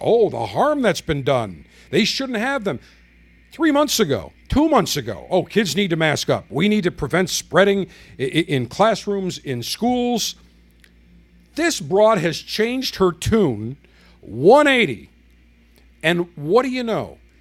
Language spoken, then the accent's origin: English; Buffalo, New York, United States; living in Buffalo, growing up in Buffalo